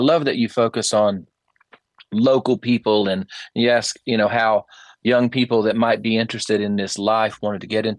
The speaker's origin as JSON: {"language": "English", "town": "Statesville", "region": "North Carolina", "country": "United States", "tie": "born or raised there", "also_born_or_lived": "Troutman, North Carolina", "said": "I started my life at a place called the Barium Springs Home for Children. In Troutman, North Carolina"}